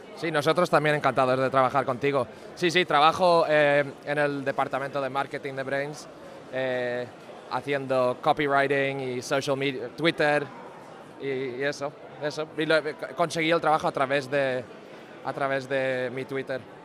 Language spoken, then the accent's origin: Spanish; Spain; soy español